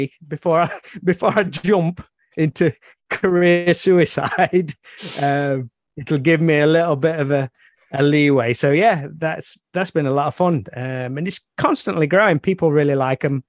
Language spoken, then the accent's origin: English; near Alfreton, Derbyshire, East Midlands, United Kingdom; near my hometown